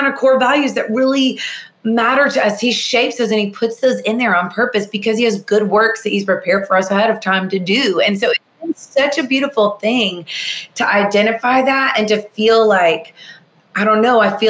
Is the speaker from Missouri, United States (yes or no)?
no; Nashville, Tennessee, United States; I'm from Nashville, Tennessee, born and raised here.